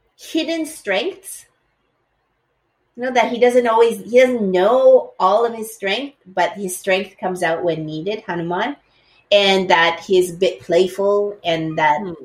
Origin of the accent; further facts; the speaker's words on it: Edmonton, Alberta, Canada; when I was growing up, at that time there were no no Asians um, in in the place that I lived. I lived in Edmonton, in Alberta, in Canada.